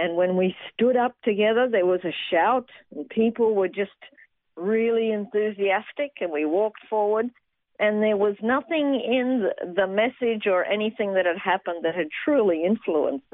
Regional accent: Toowoomba, Queensland, Australia; moved away as an adult; also born or lived in Brisbane / London; now in Jerusalem, Israel; I was born in Brisbane, and I grew up mostly in Toowoomba, and I left Australia when I was 20

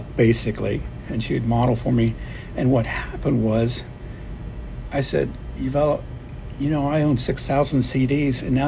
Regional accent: Plano, Texas, United States; moved away as an adult; also born or lived in Iceland / Norway / Tokyo / Japan; now in Oahu, United States; I grew up in Plano, Texas, which is north of Dallas

